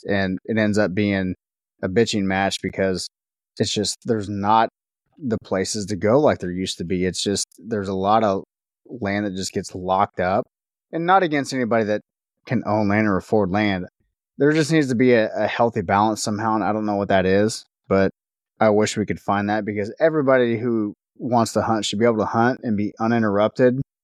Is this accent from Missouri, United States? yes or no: yes; Northwest Missouri, United States; I grew up in Northwest Missouri